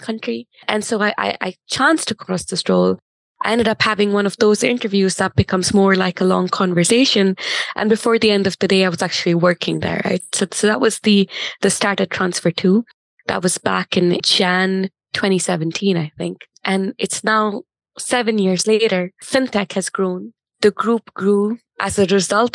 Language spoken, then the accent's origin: English; India; moved away as an adult; also born or lived in Delhi / Chennai / Bangalore / Singapore; I grew up in India, like you said, but an interesting thing about growing up in India for me was I had two working parents, both in corporate, and they moved quite a bit